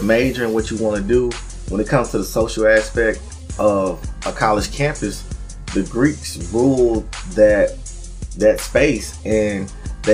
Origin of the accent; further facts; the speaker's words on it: Atlanta, Georgia, United States; I'm from Atlanta